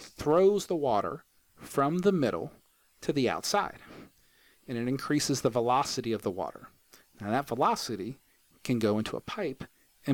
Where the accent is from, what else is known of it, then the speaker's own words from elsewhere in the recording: Huntington, West Virginia, United States; also born or lived in Purdue University, Indiana; I'm from Huntington, but I got my undergrad at Purdue University